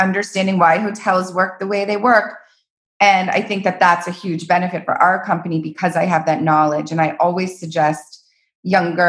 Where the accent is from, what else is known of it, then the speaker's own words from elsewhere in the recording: Palm Beach, Florida, United States; also born or lived in Aspen, Colorado; now in Los Angeles, United States; I'm from Palm Beach, Florida.